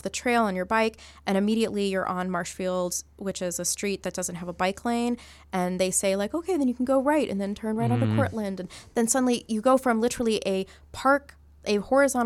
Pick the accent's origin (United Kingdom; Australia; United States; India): India; I'm Indian